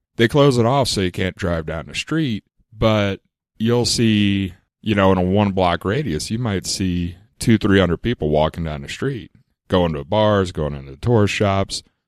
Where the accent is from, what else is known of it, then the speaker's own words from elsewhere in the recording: New Orleans, Louisiana, United States; now in Casper, United States; I grew up in New Orleans